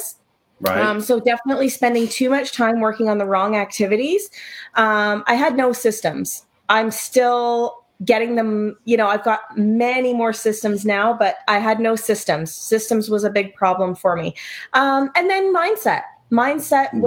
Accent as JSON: {"language": "English", "region": "Ontario", "country": "Canada", "said": "I am from Ontario, Canada. So, it's very cold here right now"}